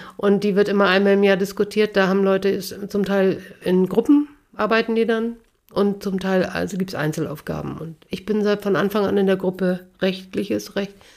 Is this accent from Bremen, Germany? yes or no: yes; Bremen, Germany; now in Hamburg, Germany; Beginen in Bremen so eine Straße Straße hatten, wo ich aufgewachsen bin